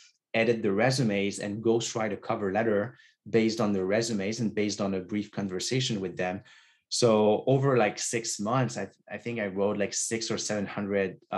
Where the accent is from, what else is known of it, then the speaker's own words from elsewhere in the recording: Quebec, Canada; first language French; English is a second language; now in Toronto, Canada; I grew up in Quebec, so in a small town. And so most of Quebec is French speaking. And so I grew up in French.